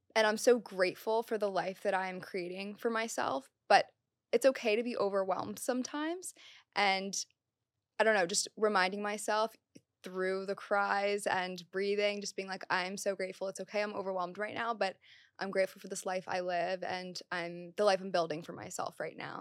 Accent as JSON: {"language": "English", "region": "Maryland", "country": "United States", "moved": "as an adult", "lives_now": "New York City, United States", "said": "I'm from Maryland, so all my family was from Maryland"}